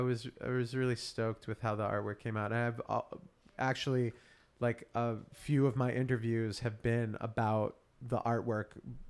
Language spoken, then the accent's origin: English; Auburn, New Hampshire, United States; I grew up in Auburn, which is a suburb of Manchester.